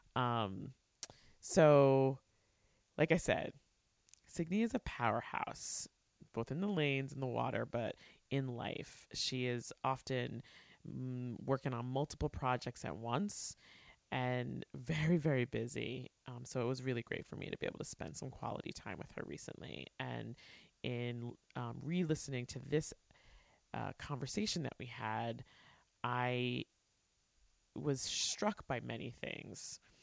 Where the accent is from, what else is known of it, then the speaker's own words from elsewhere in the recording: New York, United States; I grew up in New York